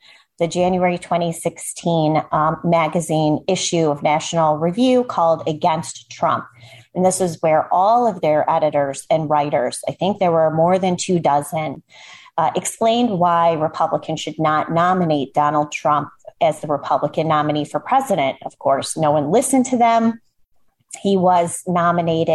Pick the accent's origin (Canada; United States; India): United States; Chicago, Illinois; I grew up in suburban Chicago, where I am still to this day